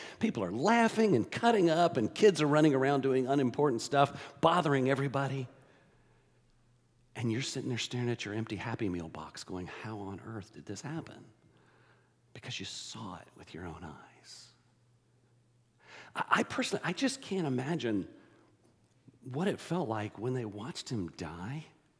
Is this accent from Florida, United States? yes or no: no; Texas, United States; now in Georgia, United States; We moved to Georgia in 1978, and it was late 78, and I came from Texas, and of course, I was not a Longhorns fan.